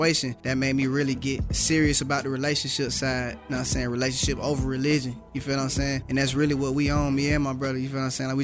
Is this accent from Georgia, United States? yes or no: yes; Atlanta, Georgia, United States; I'm from Atlanta, Georgia